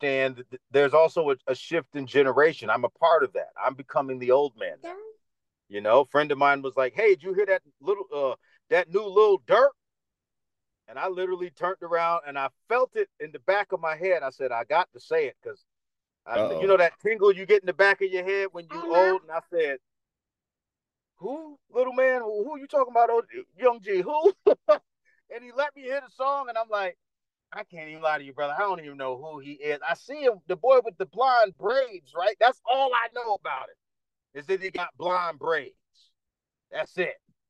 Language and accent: English; New York City, New York, United States; accent: Dominican; also born or lived in North Carolina / Dominican Republic / Los Angeles; now in Las Vegas, United States; I'm from Harlem